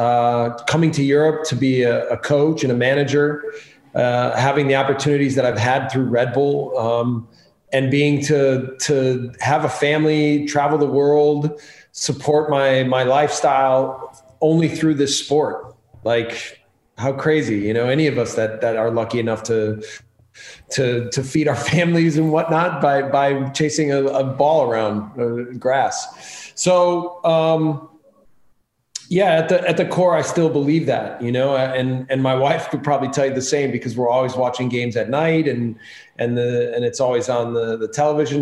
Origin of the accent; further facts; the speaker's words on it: Milwaukee, Wisconsin, United States; moved away as an adult; also born or lived in Germany / Austria; now in Salzburg, Austria; growing up in Milwaukee, Wisconsin, I had really good coaches